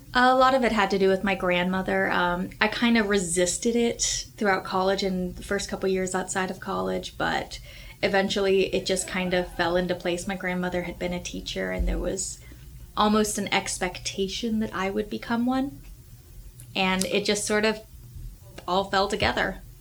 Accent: Houston, Texas, United States; I come from Houston.

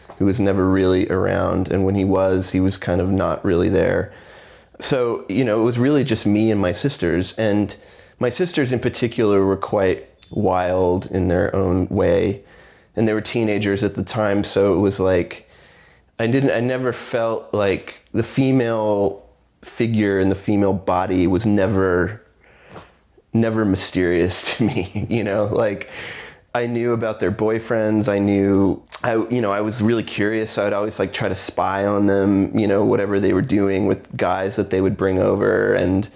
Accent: Houston, Texas, United States; also born or lived in McAllen, Texas; I was born in Houston, Texas, and I lived there until I was 14, 15

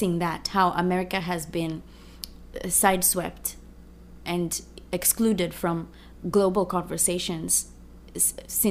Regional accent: Kenya; moved away as an adult; now in United States; as a Kenyan

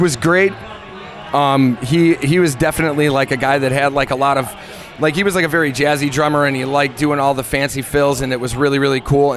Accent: Midwest, United States; growing up in the Midwest

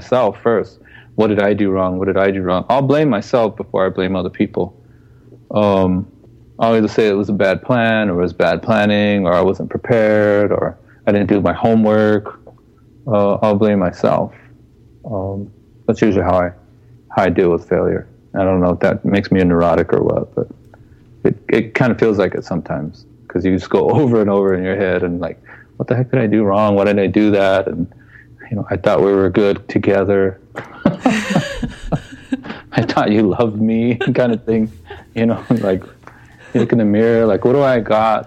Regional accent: United States; We're Native American people

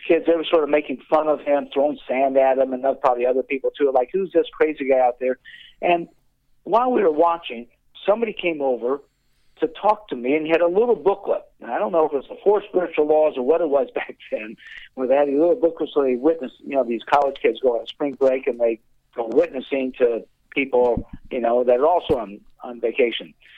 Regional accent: Indianapolis, Indiana, United States; I grew up in Indianapolis

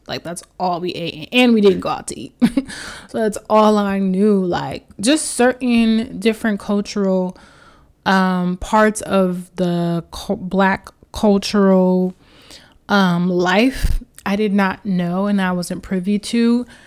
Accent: New York City, New York, United States; I grew up in Queens, New York.

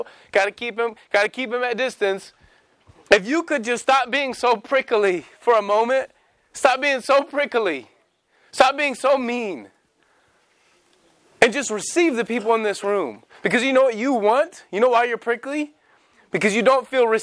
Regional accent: Raytown, Missouri, United States; I grew up in Raytown

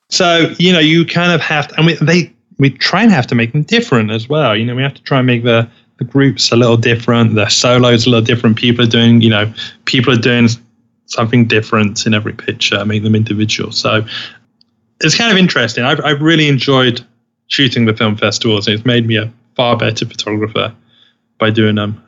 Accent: United Kingdom; now in Los Angeles, United States; I am British

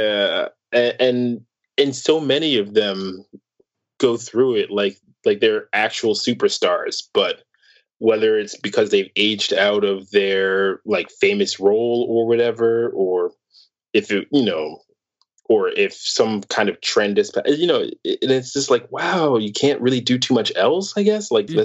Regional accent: New York City, New York, United States; being a New Yorker

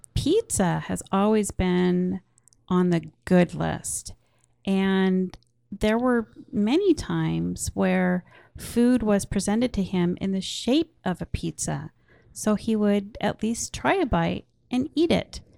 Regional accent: Portland, Oregon, United States; I grew up in Portland, Oregon

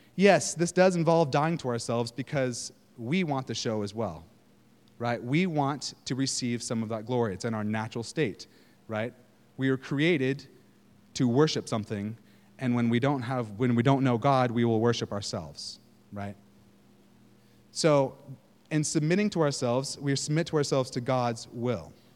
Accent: Northern California, United States; moved away; I'm from California, Northern California

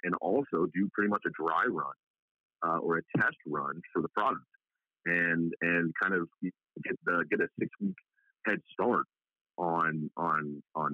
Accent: Long Island, New York, United States; moved away as an adult; also born or lived in Albany/Syracuse area, New York; now in Orange County, United States; Long Island. That's where I'm from

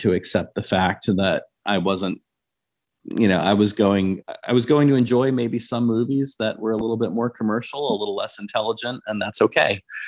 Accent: Lincoln, Nebraska, United States; moved away; also born or lived in Tulsa, Oklahoma; I was raised mainly in Nebraska. So I lived in Lincoln, Nebraska for about 20 years of my life.

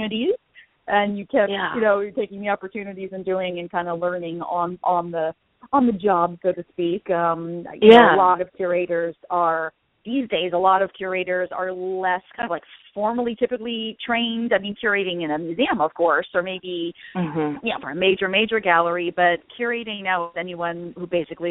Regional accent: Los Angeles, California, United States; moved away as an adult; also born or lived in South Florida; I'm from L.A. and I went to CalArts and got my degree here

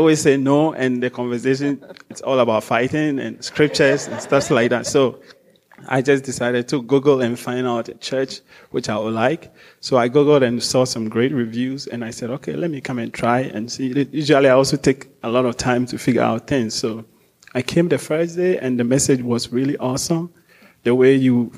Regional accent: Ghana; also born or lived in Chicago; now in Portland, United States; I'm from West Africa, Ghana

